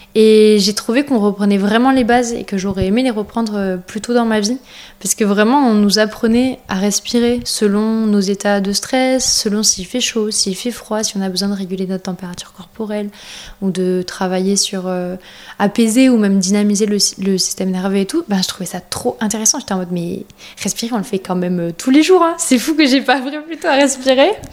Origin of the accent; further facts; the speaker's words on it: France; on est français